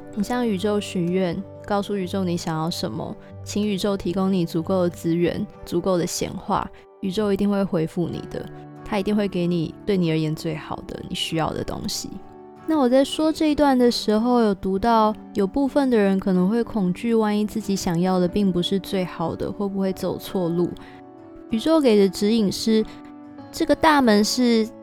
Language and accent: Chinese; Kaohsiung, Taiwan; 因为我是高雄人，所以我妈妈会买那个Pasadena的面包